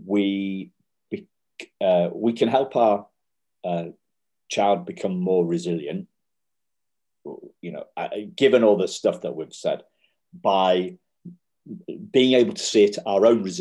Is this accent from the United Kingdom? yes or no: yes; United Kingdom; we're middle class and we're British